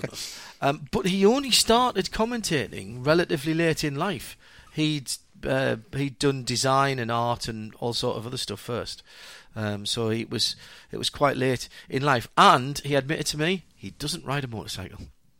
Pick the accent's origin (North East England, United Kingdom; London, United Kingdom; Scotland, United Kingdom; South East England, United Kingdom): North East England, United Kingdom; Sunderland; I come from Sunderland, up in the North East.